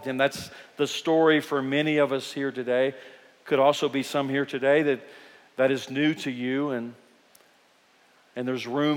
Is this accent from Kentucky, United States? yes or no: yes; Eastern Kentucky, United States; we're from Kentucky. We're from Eastern Kentucky, and we grow up with a lot of musicians